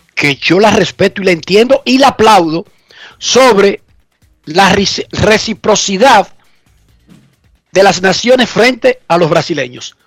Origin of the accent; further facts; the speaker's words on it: Dominican Republic; Nosotros somos, los atletas dominicanos